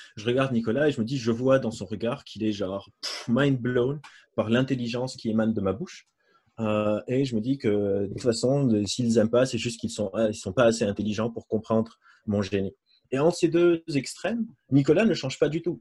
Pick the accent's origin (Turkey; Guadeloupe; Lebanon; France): Lebanon; moved away; je suis libanais, j'ai grandi euh, là-bas